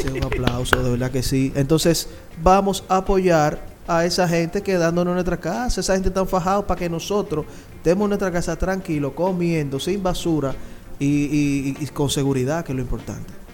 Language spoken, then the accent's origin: Spanish; Santo Domingo Este, Distrito Nacional, Dominican Republic; Yo vengo de Lomina